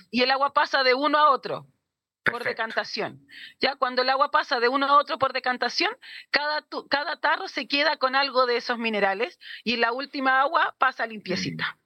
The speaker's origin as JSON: {"language": "Spanish", "town": "Santiago", "region": "Santiago Metropolitan Region", "country": "Chile", "tie": "born or raised there", "moved": "as an adult", "lives_now": "Puerto Montt, Chile", "said": "somos oriundos de Santiago también. Llevamos dos a tres años acá más o menos"}